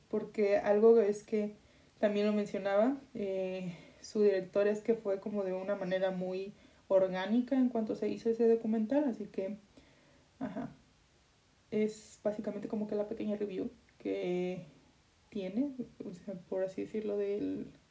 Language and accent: Spanish; Guadalajara area, Jalisco, Mexico; ni siquiera de Guadalajara, vengo de un racho